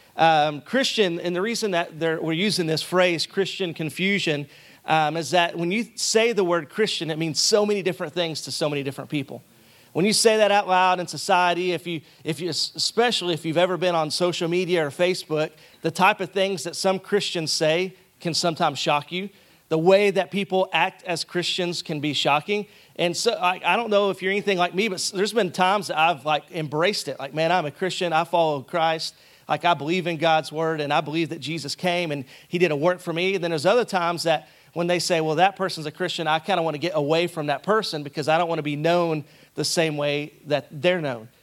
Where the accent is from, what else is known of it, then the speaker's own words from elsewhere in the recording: Arkansas, United States; moved away as an adult; I'm from Arkansas, and so we like to draw out certain words and then smash together other words.